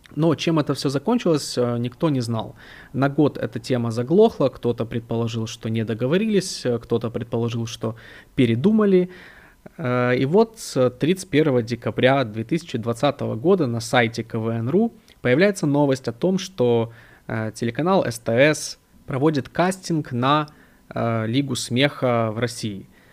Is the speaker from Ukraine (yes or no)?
yes; Odesa, Odesa Oblast, Ukraine; я сам из Украины, из Одессы